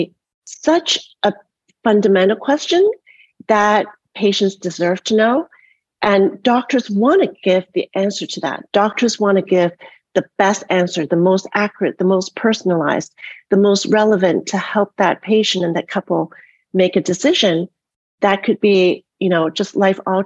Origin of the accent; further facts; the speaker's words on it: Canada; moved away; also born or lived in Toronto, Canada / Montreal, Canada; I grew up in Canada in a different kind of socialized system and went to University of Toronto for my medical education